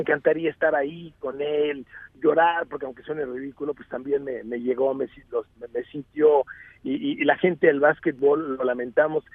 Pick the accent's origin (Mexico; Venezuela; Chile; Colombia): Mexico; vengo de México